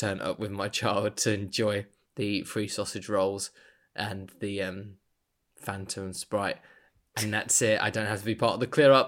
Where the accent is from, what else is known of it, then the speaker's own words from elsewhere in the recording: United Kingdom; as a Brit